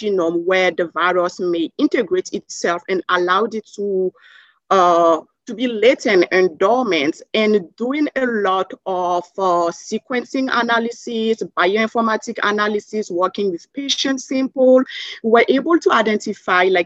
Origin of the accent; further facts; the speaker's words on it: Burkina Faso; English is a second language; moved away as an adult; also born or lived in Savannah, Georgia, United States / Canada; now in United States; I'm originally from Burkina Faso in Western Africa. So I did most of my primary and secondary school in Africa. And growing up there